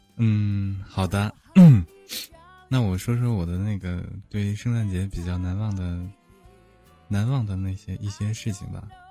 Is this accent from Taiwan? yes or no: no; Northeast China, China; 我也是东北的